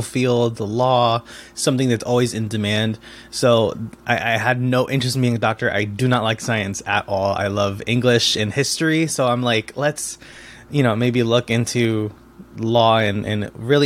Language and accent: English; Bridgeport, Connecticut, United States; first language Spanish; English is a second language; also born or lived in Trumbull, Connecticut; I was born and raised in Connecticut, in Bridgeport, and then moved a town over to Trumbull for high school